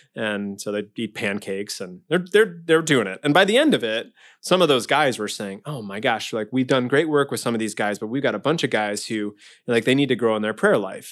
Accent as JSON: {"language": "English", "town": "Omaha", "region": "Nebraska", "country": "United States", "tie": "born or raised there", "said": "I grew up in Omaha, uh, in Saint Margaret Mary Parish"}